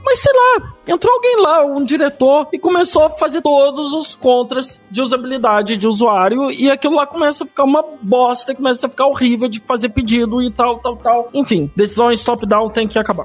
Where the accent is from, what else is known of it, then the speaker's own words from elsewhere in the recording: Brazil; eu sou brasileiro, tô no Brasil